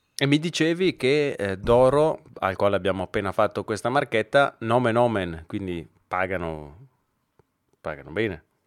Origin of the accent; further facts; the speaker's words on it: Brescia, Lombardy, Italy; accent: Brescian; il mio accento bresciano orribile